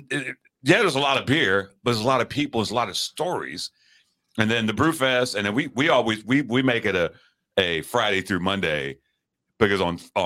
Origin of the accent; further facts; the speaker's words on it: London, United Kingdom; New York City reminds me of, because I'm born and raised in England, grew up in London.